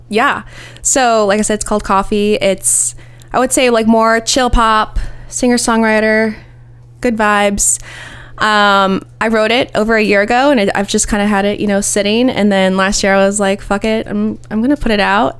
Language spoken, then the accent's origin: English; Ohio, United States; moved away as an adult; now in Nashville, United States; I'm from Ohio and I, I love Ohio and I'm an Ohio girl